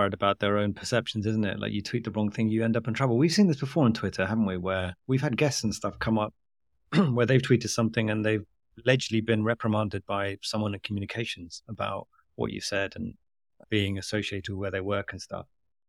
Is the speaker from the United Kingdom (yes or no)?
no; Bangladesh; I'm from Bangladesh and my wife is Pakistani.